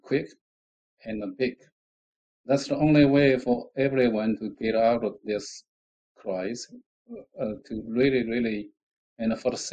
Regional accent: China; moved away; I visited my hometown not long ago, a few years back. And it was a very, very poor area when I left

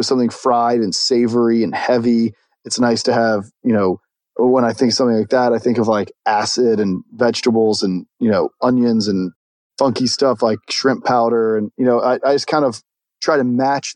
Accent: the South, United States; I'm from the South

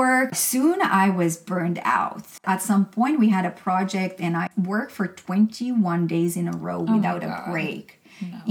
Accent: Romania; moved away; I'm from Romania originally

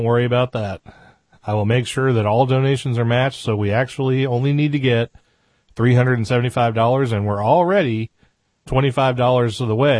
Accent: New England, United States; accent: New England; I grew up in New England, and I had a habit. When I lived there, I talked like a New Englander, and I dropped my R's a lot.

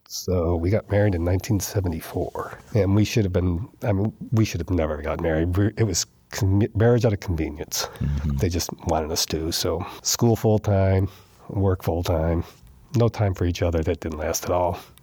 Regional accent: New York, United States; moved away; I'm from New York. I've lived in a city my whole life

